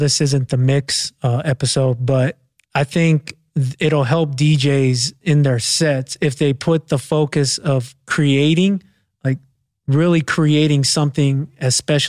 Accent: Los Angeles, California, United States; now in North Hills, Los Angeles, United States; I grew up in Arlington.

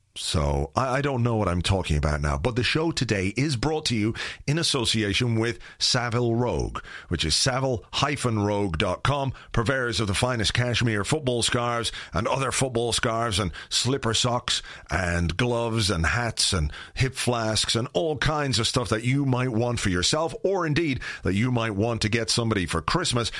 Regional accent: Ireland; fellow Irishman.

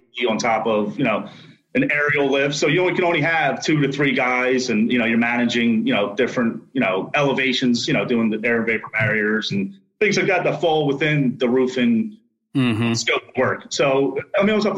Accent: Philadelphia, Pennsylvania, United States; I grew up in the Port Richmond area of Philadelphia

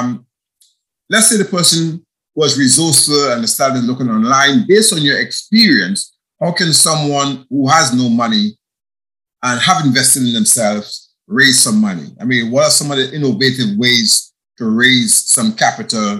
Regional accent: Grenada; moved away as an adult; also born or lived in United Kingdom; I'm from Grenada, and where I'm currently am right now. I left here. I went to the UK

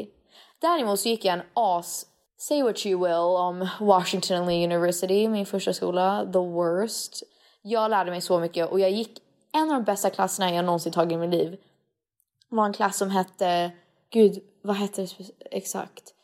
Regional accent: Sweden; egentligen så är jag ju mer svensk än amerikansk. Jag är ju född här

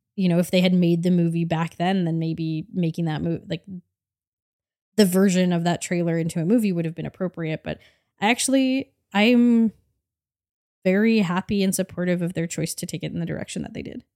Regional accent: Canada; as a Canadian

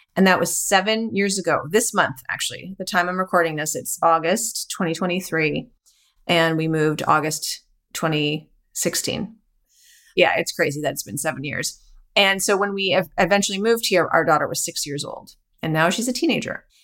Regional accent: Calgary, Alberta, Canada; So I am Canadian. I was born and raised in Calgary, Alberta, which is near the Rocky Mountains

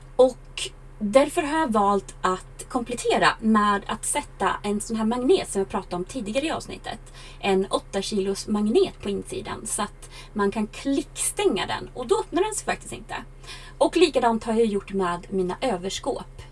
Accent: Sweden; jag varit hemma i Sverige över sommaren

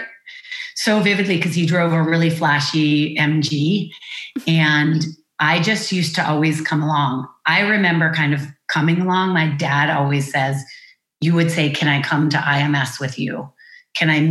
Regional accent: Amherst, Massachusetts, United States; I'm born and raised in Amherst, Massachusetts

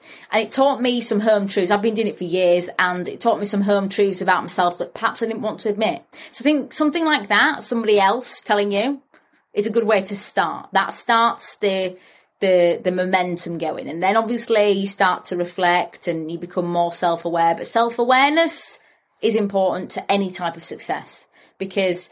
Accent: Bradford, Yorkshire and the Humber, United Kingdom; I'm from Bradford.

